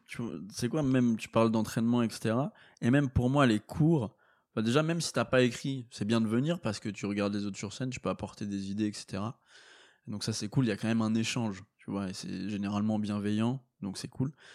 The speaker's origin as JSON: {"language": "French", "area": "Meuse", "region": "Grand Est", "country": "France", "said": "je viens de la Meuse, les gars, d'un petit village de 50 habitants"}